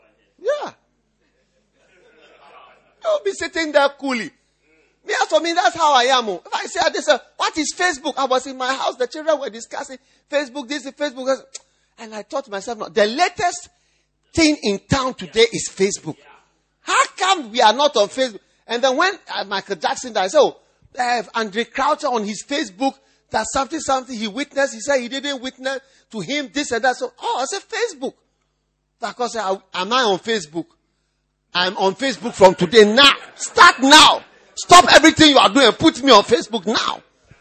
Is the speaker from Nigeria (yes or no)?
yes; Nigeria; I'm a Nigerian. The blood is flowing in my veins.